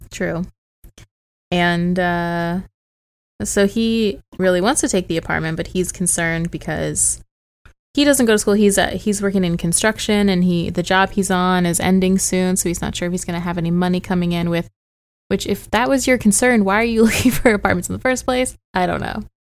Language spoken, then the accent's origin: English; St. Louis, Missouri, United States; moved away; I'm from Saint Louis